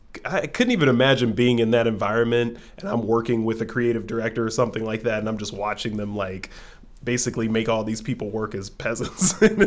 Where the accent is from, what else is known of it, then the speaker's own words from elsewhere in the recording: Orange County, California, United States; I have a black friend and we're both from Orange County